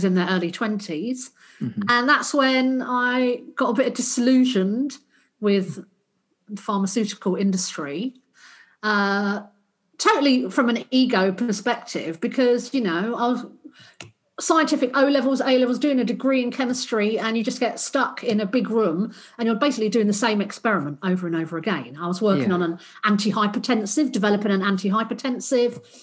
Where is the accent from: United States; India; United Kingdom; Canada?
United Kingdom; London; moved away as an adult; also born or lived in Australia; I grew up in South London.